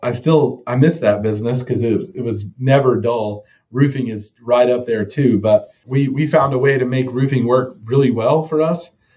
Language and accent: English; Texas, United States; also born or lived in Evansville, Indiana; I was raised in a suburb in northern um, DFW, Dallas Fort Worth area.